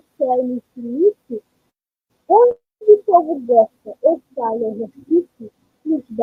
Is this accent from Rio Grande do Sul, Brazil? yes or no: no; Ceará, Brazil; sou do Ceará, terra abençoada